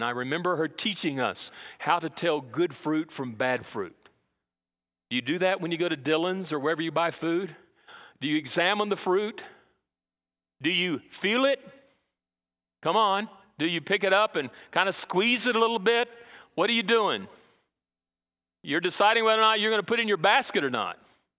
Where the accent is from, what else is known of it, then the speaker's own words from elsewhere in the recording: Brazil; Remember when I was growing up in Brazil, we had what we call a real marketplace